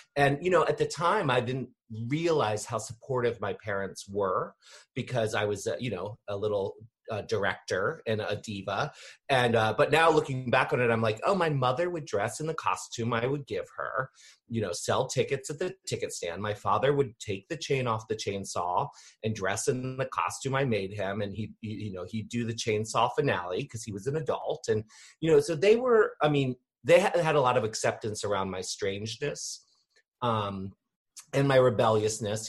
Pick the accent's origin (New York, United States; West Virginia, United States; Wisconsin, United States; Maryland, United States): Maryland, United States; Annapolis; I'm in Maryland, so okay. I grew up here in in Maryland, uh, in Annapolis